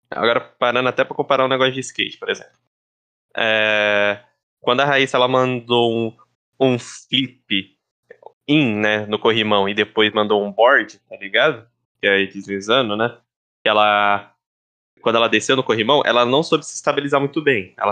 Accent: Brazil; eu particularmente, né, como sou brasileiro, sempre vou achar que o BR tá certo

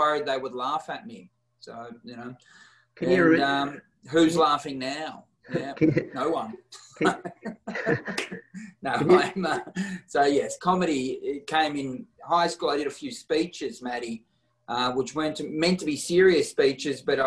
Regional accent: Warrnambool, Victoria, Australia; now in Melbourne, Australia; I grew up in Warrnambool, which is a town past Geelong

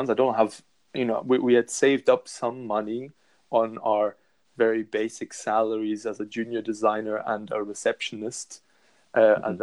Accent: Scotland, United Kingdom; now in Germany; I didn't speak German until I was about seven. I've always counted myself as Scottish, although now I've lived most more of my life in Germany than I have in Scotland.

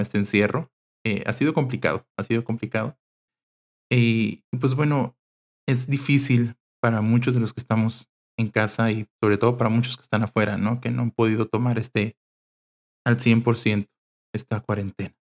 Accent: Mexicali, Baja California, Mexico; Soy de Mexicali, Baja California

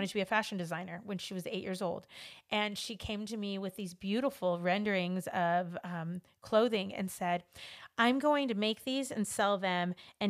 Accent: Los Angeles, California, United States; You know, I grew up in Los Angeles, and I grew up in a predominantly, you know, Hispanic community. It was actually Mexican, because we lived across the street from the project.

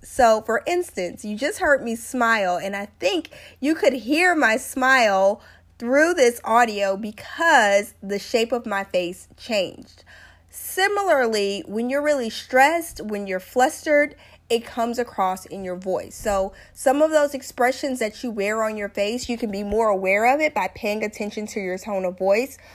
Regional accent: South Louisiana, United States; I'm from South Louisiana. When I was growing up, my great grandmother called this this thing couth

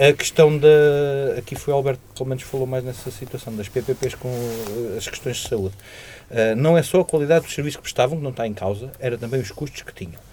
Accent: Portugal; como portugueses

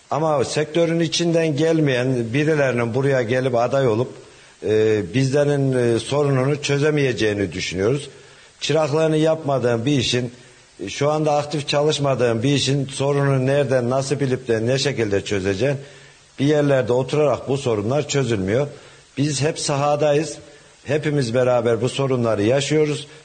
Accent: Hacılar, Kayseri Province, Turkey; born there; 1975 e, Hacılar doğumluyum.

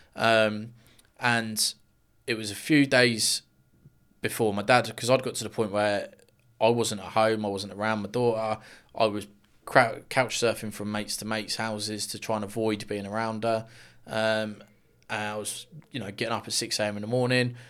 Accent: Luton, East of England, United Kingdom; I'm from Luton originally. Well, still am. Um, Luxuriant born and bred

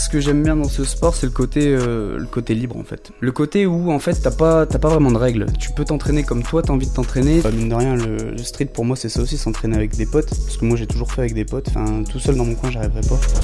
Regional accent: Esquelbecq, near Wormhout, Hauts-de-France, France; moved away as an adult; now in Dunkirk, France; je viens, bah, en vrai, je viens pas vraiment de Dunkerque. Moi, je viens d'un, village Skelbeck à côté, bah, près de Warmouth

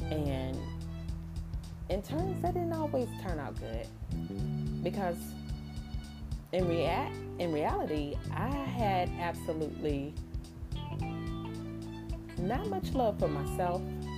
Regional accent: New Zealand; I'm Kiwi.

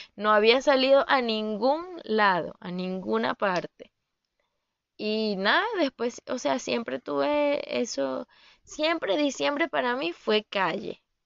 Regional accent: Venezuela; moved away as an adult; hasta que me vine de Venezuela

